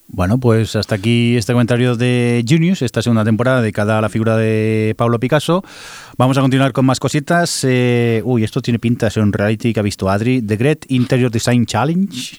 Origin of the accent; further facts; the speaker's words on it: Barcelona, Catalonia, Spain; los que somos de Barcelona